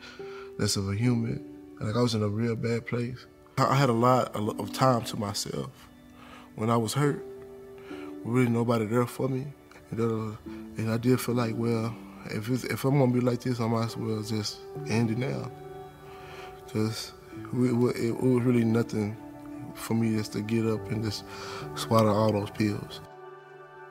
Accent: Waco, Texas, United States; I am from Waco, Texas.

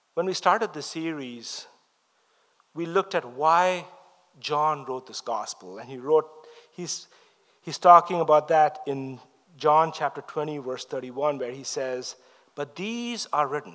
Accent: India; moved away; I grew up in the East, I'm from India

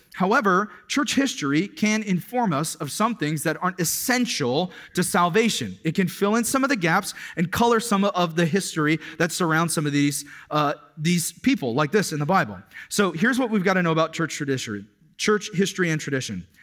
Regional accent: Kirkland, Washington, United States; I was growing up in the Kirkland, Washington area.

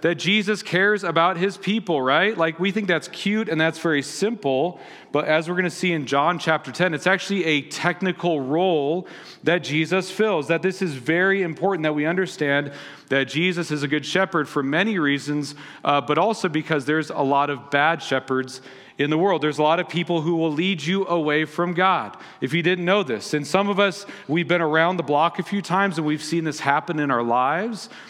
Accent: Las Vegas, Nevada, United States; moved away; they're playing in my hometown

